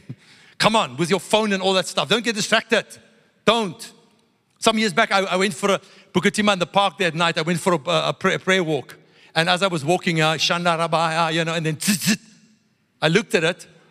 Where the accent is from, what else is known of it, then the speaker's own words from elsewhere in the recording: South Africa; I grew up in South Africa. White South African religious people